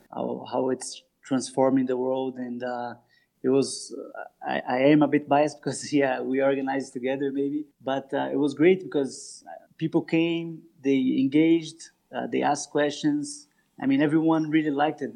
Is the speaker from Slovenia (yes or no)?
no; Brazil; I am from Brazil, and I am calling also from São Paulo.